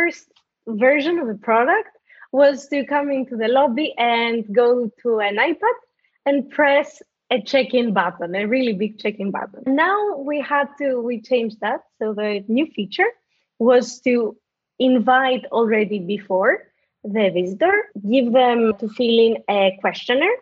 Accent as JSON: {"language": "English", "country": "Greece", "tie": "born or raised there", "moved": "yes", "said": "I'm originally from Greece. I grew up there"}